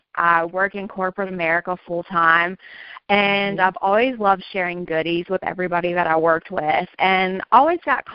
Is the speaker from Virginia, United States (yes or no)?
yes; Virginia, United States; now in Raleigh, United States; I'm from Virginia. I live in Raleigh now, but originally a Virginia girl